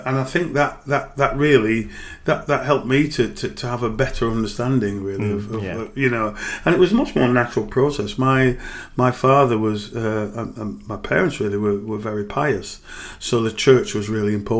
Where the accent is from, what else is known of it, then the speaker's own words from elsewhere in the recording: Bradford, Yorkshire and the Humber, United Kingdom; I grew up in and around Manningham.